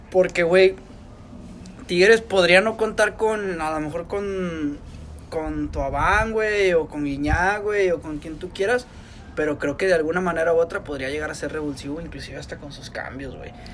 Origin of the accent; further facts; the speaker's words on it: Monterrey, Nuevo León, Mexico; de nosotros los regios